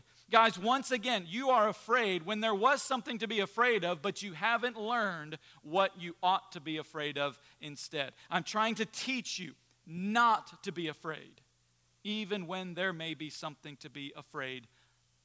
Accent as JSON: {"language": "English", "country": "United States", "said": "we as American Christians"}